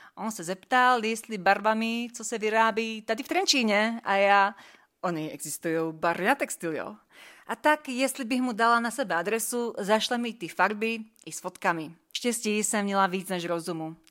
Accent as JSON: {"language": "Czech", "country": "Slovakia", "said": "jestli jsem Slovenka, jop, jsem"}